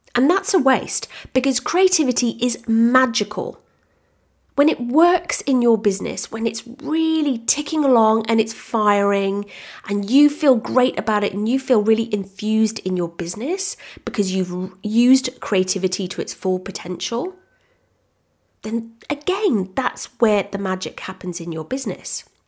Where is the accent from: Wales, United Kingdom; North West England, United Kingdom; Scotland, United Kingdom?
Wales, United Kingdom; moved away as an adult; now in Australia; I'm originally from the U K. I'm actually from Wales. I'm Welsh, which I'm very proud